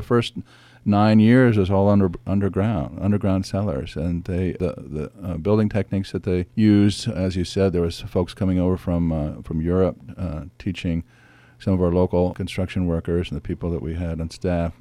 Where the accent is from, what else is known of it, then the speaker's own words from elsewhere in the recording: San Francisco Bay, California, United States; I grew up sailing on San Francisco Bay